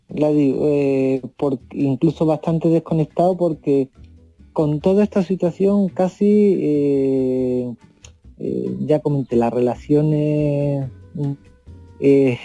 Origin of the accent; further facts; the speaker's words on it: Ardales, Andalusia, Spain; now in Chile; mi pueblo, por Ardales.